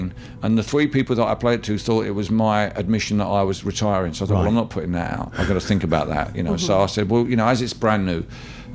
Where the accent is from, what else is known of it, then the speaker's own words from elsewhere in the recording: United Kingdom; we in the British Empire